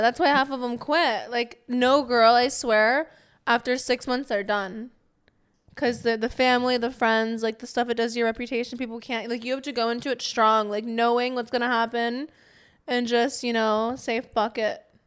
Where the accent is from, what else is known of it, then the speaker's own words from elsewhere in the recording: Pittsburgh, Pennsylvania, United States; I'm from Pennsylvania